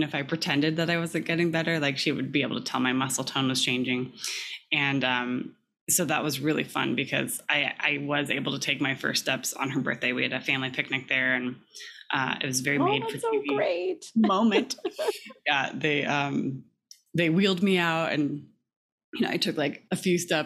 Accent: California, United States; I grew up in California

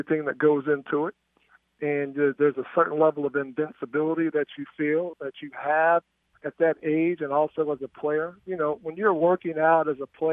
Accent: Greensboro, North Carolina, United States; growing up in Greensboro

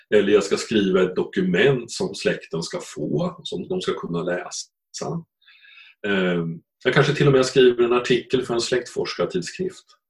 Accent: Östergötland, Sweden; accent: Östergötland; Jag, sitter visserligen nere i Östergötland just nu, för jag är uppvuxen där

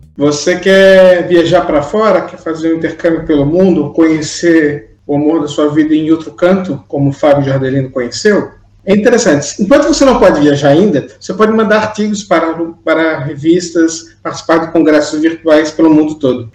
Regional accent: Brazil; now in Portugal; nós somos aqui três migrantes brasileiros na Europa

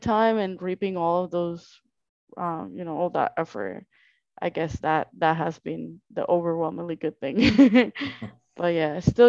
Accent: Colombia; English is a second language; moved away; I came from Colombia, then I moved to Orlando

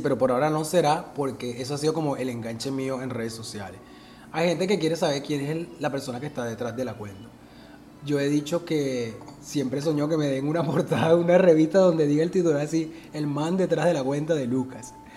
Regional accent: Barranquilla, Atlántico, Colombia; algo que es de aquí, donde yo vivo, donde yo estoy, donde yo nací

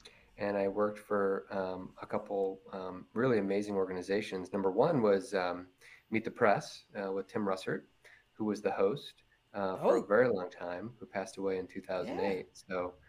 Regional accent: South Bend, Indiana, United States; also born or lived in Washington, D.C.; Yeah, so I'm born and raised South Bend, Indiana boy. So I am chatting with you here from South Bend, my hometown. I was born and raised here, only child.

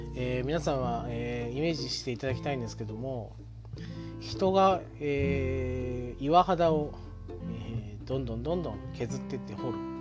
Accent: Yabakei, Oita, Japan; 僕の実家がある矢場家

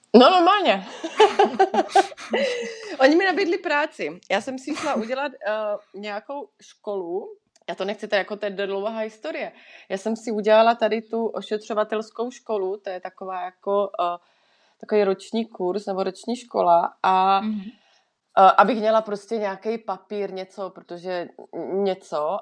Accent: Czechia; moved away as an adult; now in Switzerland

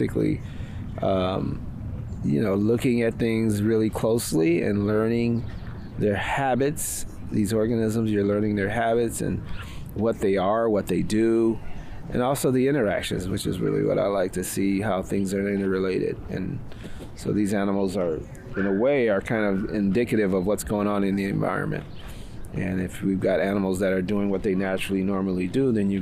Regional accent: Chicago, Illinois, United States; now in West Coast, United States; I'm originally from Chicago. And I've been out on the West Coast for about 40 years now

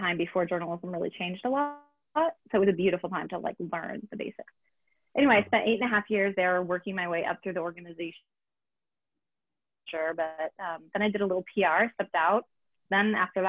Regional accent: Arizona, United States; also born or lived in Youngstown, Ohio; I grew up in the Southwest. I'm from Arizona. I live in the Phoenix area

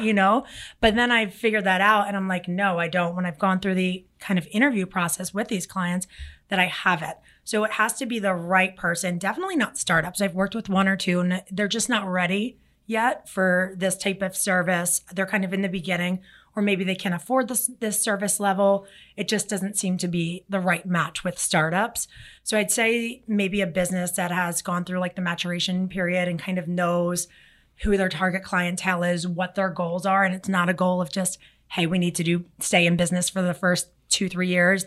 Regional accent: Philadelphia, Pennsylvania, United States; now in South Florida, United States; I'm from Philly

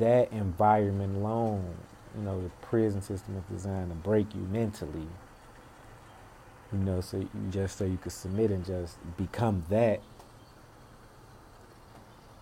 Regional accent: Chicago, Illinois, United States; I'm born and raised in Chicago on the South Side, Inglewood, 63rd, and Damon, that area

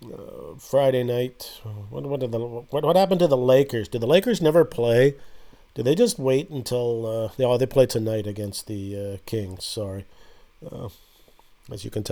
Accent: Canada; me being Canadian

